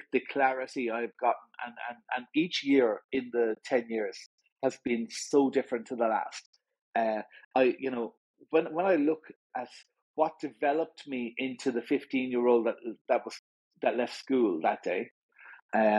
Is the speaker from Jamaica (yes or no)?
no; Limerick, Munster, Ireland; also born or lived in Dublin; We moved to Limerick when I was young. The whole family moved down